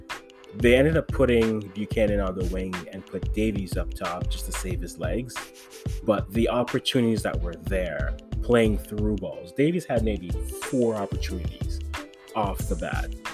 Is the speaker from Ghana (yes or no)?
yes; Ghana; I'm Ghanaian